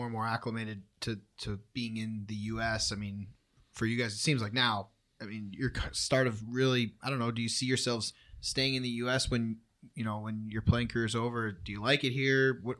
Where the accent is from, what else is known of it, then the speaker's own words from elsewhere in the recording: New York, United States; I'm from New York